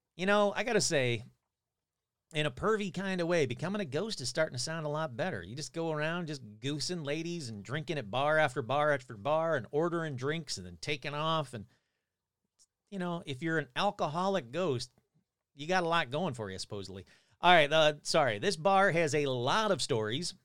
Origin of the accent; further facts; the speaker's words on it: Fenton, Michigan, United States; now in California, United States; my hometown, my home state of Michigan. Fenton, Michigan, to be exact